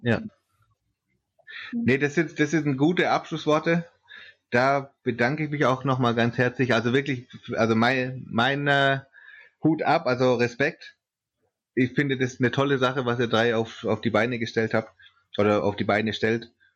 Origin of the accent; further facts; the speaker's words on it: Swabia, Germany; ich komme aus Schwaben